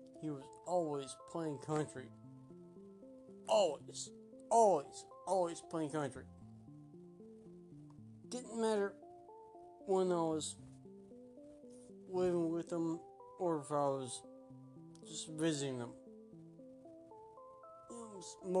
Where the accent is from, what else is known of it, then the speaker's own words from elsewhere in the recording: Evansville, Indiana, United States; I am from Evansville, Indiana. Born and raised